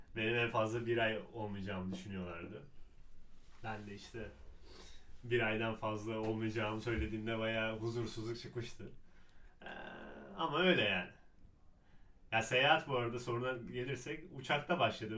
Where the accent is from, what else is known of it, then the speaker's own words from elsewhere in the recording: Istanbul, Turkey; Ben yani doğma büyüme İstanbulluyum